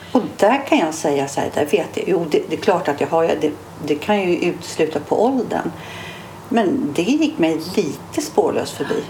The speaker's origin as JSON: {"language": "Swedish", "town": "Stockholm", "region": "Stockholm County", "country": "Sweden", "said": "jag är ju från stan"}